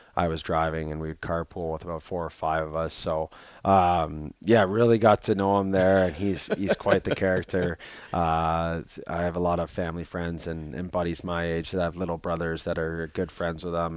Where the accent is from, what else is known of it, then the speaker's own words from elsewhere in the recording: Canada; moved away; being Canadian